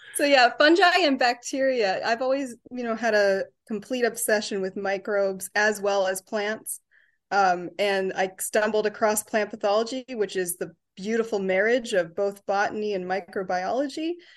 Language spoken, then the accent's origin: English; Ontario, Canada; now in Chicago, United States; I'm from Ontario, so I get to come home and see my family